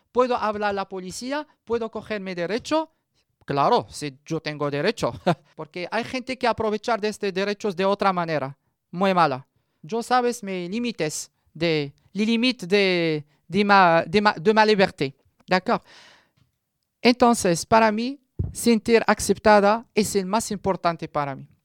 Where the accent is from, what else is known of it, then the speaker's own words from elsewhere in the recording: Morocco; Spanish is a second language; moved away as an adult; now in Madrid, Spain; 34 años, de origen eh, marroquí. Estoy aquí eh, en Madrid